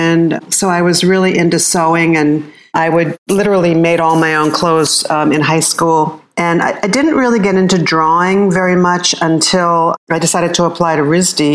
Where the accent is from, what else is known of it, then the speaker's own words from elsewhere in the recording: outside of Philadelphia, Pennsylvania, United States; I was born outside of Philadelphia, Pennsylvania, and I was the youngest child